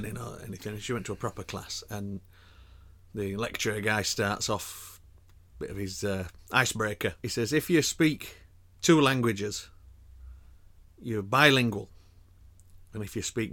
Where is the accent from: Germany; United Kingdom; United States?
United Kingdom; England; as English, as Brits